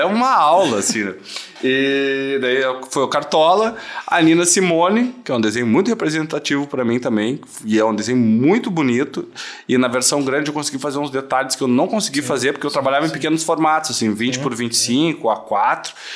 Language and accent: Portuguese; Gravataí, Rio Grande do Sul, Brazil; eu sou de Gravataí